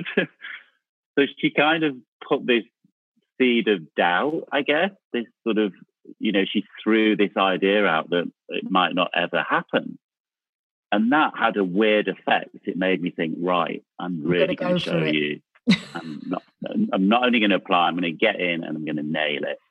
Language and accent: English; Manchester, North West England, United Kingdom; moved away as an adult; also born or lived in London; I grew up in Manchester, in South Manchester, in a place called Cholton-cum-Hardy